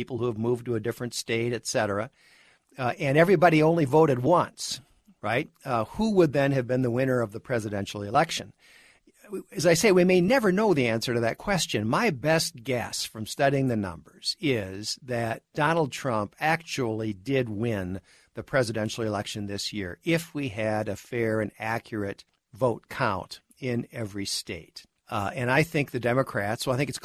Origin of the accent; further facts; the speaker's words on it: Minnesota, United States; Minnesota, my home state